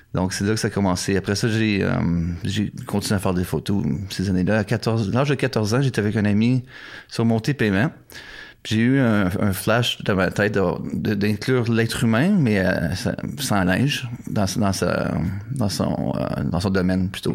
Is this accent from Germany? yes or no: no; Canada; moved away as an adult; also born or lived in Ottawa; now in Japan; Je suis canadien